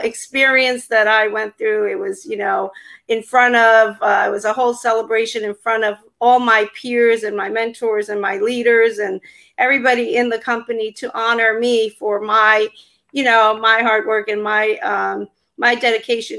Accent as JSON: {"language": "English", "region": "New Jersey", "country": "United States", "said": "I'm from New Jersey"}